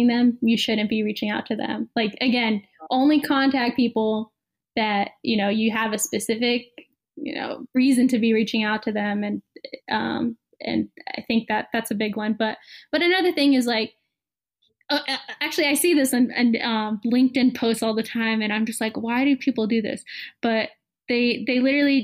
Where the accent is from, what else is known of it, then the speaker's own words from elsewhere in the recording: Bay Area, California, United States; I'm from the Bay Area